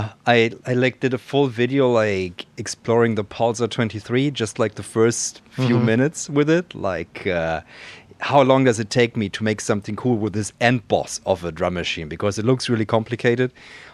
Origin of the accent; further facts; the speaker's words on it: Baden-Württemberg, Germany; moved away; In a small town in the Black Forest in Germany